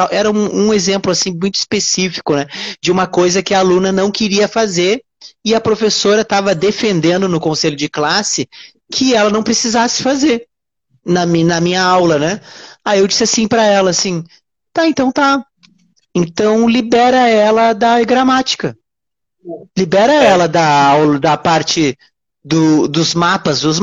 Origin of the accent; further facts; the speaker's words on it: Rio Grande do Sul, Brazil; now in Rio de Janeiro, Brazil; hoje eu sou gaúcho, mas hoje eu moro no Rio uhum. de Janeiro.